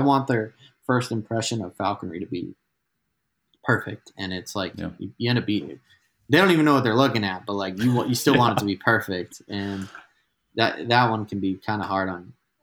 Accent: New England, United States; now in Albuquerque, United States; I'm from New England

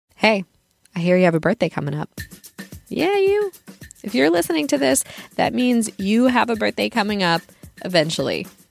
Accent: United States; as an American

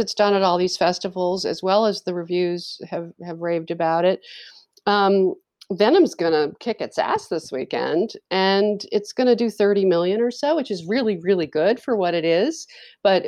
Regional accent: New York, United States; moved away; I grew up in New York

